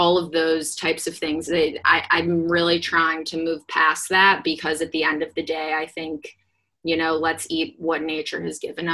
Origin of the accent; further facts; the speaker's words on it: Midwest, United States; I'm from the Midwest